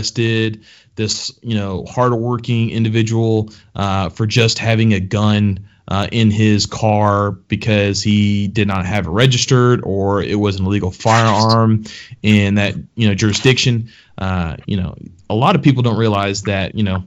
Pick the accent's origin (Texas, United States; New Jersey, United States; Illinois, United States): Texas, United States; moved away; I'm from Texas myself. I mean, all my extended family still lives throughout the entire state of Texas